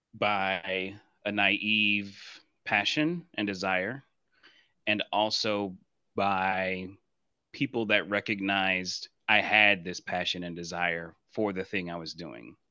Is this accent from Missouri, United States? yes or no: yes; Blue Springs, Missouri, United States; moved away; I'm originally from Blue Springs, Missouri, in the Kansas City, Missouri area